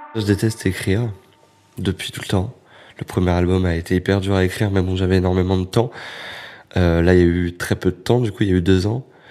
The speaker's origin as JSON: {"language": "French", "town": "Créteil", "region": "Île-de-France", "country": "France", "tie": "born or raised there", "moved": "yes", "said": "j'étais revenu à Créteil, là d'où je viens, euh, pour venir voir ma mère euh, qui habite toujours. Et j'habitais en face du centre commercial qui est Créteil-Soleil, qui était toute mon enfance"}